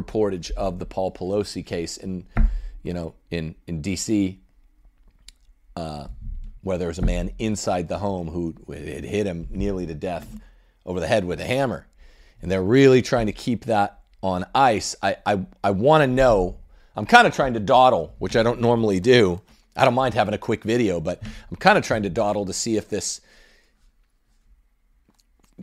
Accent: Thousand Oaks, California, United States; moved away; also born or lived in Los Angeles area; I'm a native Angelino. You guys might not know, I was born in Thousand Oaks, California, in Ventura County

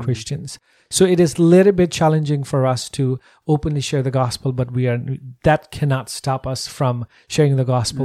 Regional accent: Nepal; I'm born and raised in Nepal

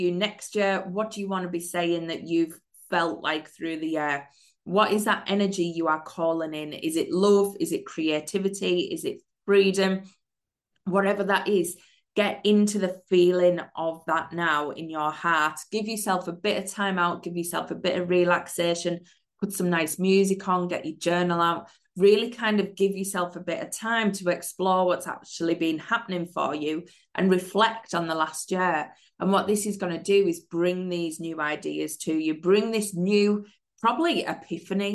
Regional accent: United Kingdom; I'm a mindset and manifesting coach from the UK

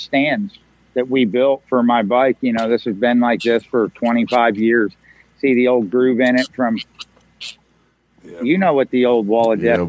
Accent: Pennsylvania, United States; born or raised there

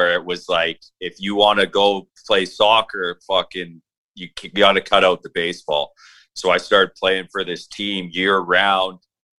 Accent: Victoria, British Columbia, Canada; I'm from Victoria, British Columbia, Canada.

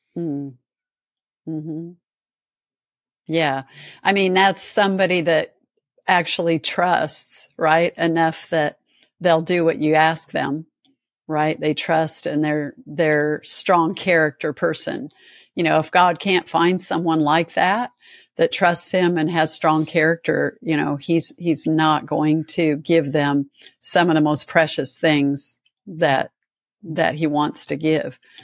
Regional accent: Nebraska, United States; moved away; when I grew up in Nebraska

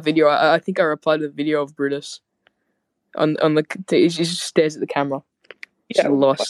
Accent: Australia; I come from Australia.

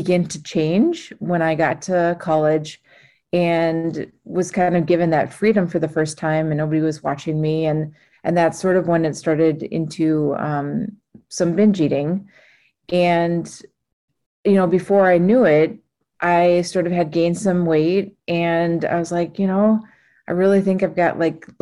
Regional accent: Minnesota, United States; I grew up in Minnesota

